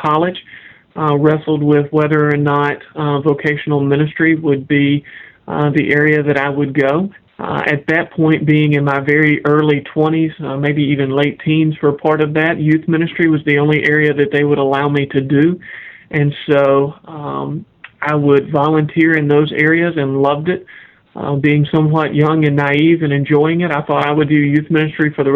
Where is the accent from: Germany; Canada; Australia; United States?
United States; Kentucky; moved away as an adult; also born or lived in Jackson, Tennessee / Wake Forest, North Carolina / Augusta, Georgia; now in Raleigh-Durham, United States; I grew up in Kentucky